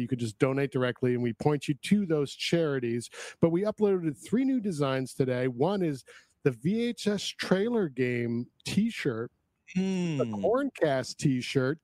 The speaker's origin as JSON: {"language": "English", "town": "Woodstock", "region": "New York", "country": "United States", "tie": "born or raised there", "also_born_or_lived": "Queens, New York", "moved": "yes", "said": "grew up in Woodstock"}